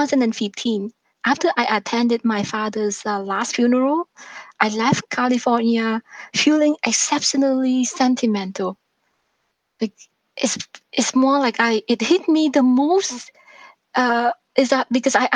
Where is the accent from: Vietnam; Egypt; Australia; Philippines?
Vietnam; born or raised there; English is a second language; now in Canada